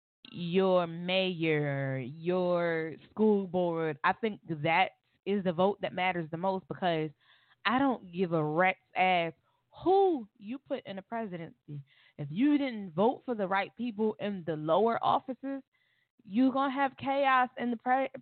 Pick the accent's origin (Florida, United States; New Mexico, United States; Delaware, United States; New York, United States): Florida, United States; Miami; I'm from Miami, Florida